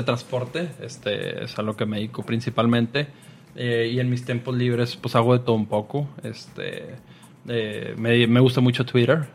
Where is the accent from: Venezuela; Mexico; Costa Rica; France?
Mexico; Soy buen mexicano